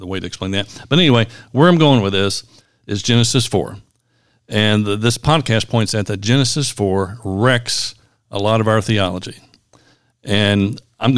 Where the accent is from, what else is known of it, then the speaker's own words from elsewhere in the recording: Kentucky, United States; We're from Kentucky